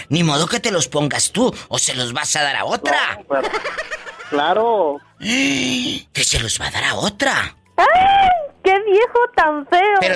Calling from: Colima, Mexico

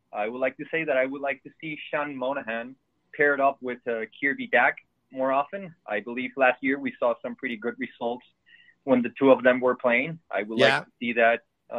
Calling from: Montreal, Quebec, Canada; I'm calling you from Montreal.

